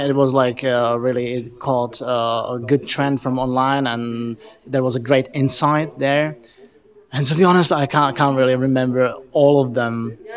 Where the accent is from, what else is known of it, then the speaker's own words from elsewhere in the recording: Prague, Czechia; I'm from Prague.